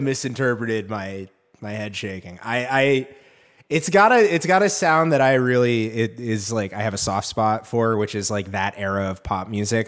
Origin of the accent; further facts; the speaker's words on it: New England, United States; I'm from New England